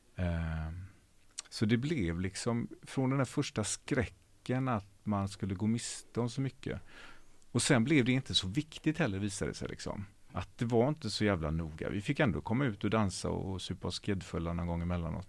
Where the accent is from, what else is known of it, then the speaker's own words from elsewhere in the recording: Ucklum, Västra Götaland, Sweden; moved away as an adult; also born or lived in Hjällbo, Gothenburg / Tjörn; now in Gothenburg, Sweden; Och sen så flyttade jag till eh, ett ställe som heter Ucklum. Som ligger en mil innanför Stenungsund, så det är, fem, fem mil norr om Göteborg, på landet